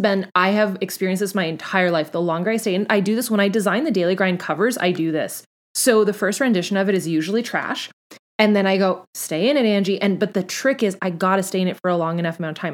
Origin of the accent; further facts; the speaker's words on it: Canada; I'm Canadian